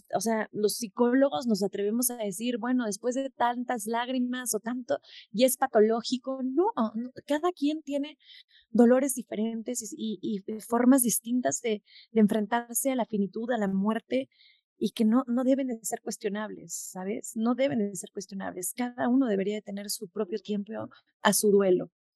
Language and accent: Spanish; Mexico; en México no lo pudimos hacer por mil complicaciones, por la burocracia, porque está de más explicarte por qué no lo pude hacer en mi país